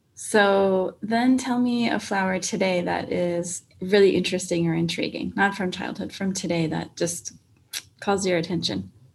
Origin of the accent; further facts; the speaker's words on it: Minnesota, United States; now in Phoenix, United States; I was born in Minnesota, so uh, way up north near Canada